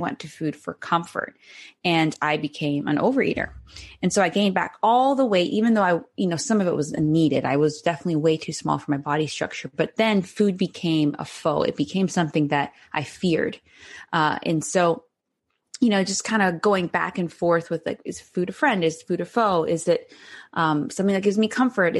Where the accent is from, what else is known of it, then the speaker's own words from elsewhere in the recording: Cayman Islands; moved away; I'm originally from the Cayman Islands in the Caribbean